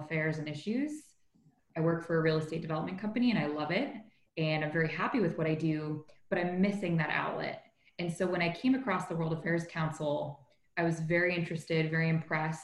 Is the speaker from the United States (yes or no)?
no; Toronto, Ontario, Canada; moved away; I grew up in Toronto, which is an incredibly diverse and multicultural city